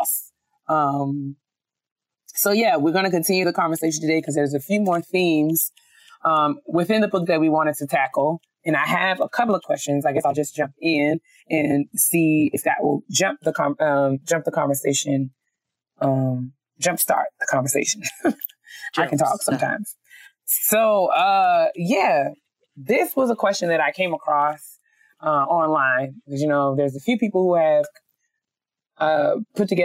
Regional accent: New York, United States; me being a New Yorker

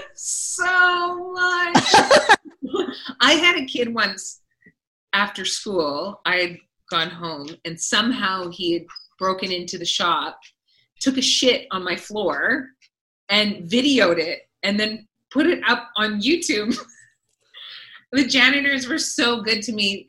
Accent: Vancouver Island, British Columbia, Canada; now in Toronto, Canada; I was born and raised on Vancouver Island, which is the other side of Canada over on the west coast

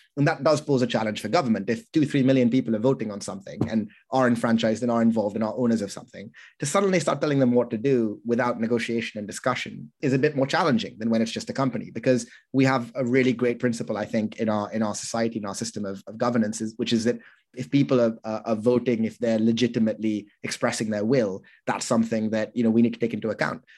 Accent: United Kingdom; I'm unusually British

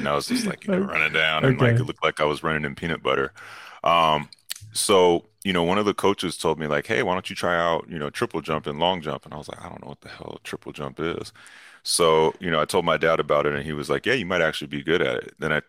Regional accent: California, United States; also born or lived in New York; I lived in New York, so I'm allowed to, like, say this as a Californian.

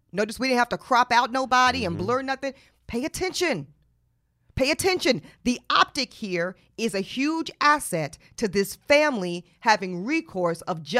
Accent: Charlotte, North Carolina, United States; Chinquilla's from my hometown. She's from Charlotte, mm-hmm. North Carolina.

